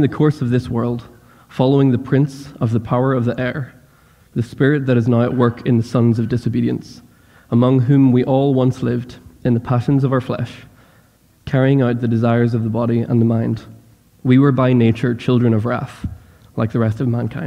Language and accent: English; Northern Ireland, United Kingdom; accent: Northern Irish; moved away as an adult; now in United States; I grew up in Northern Ireland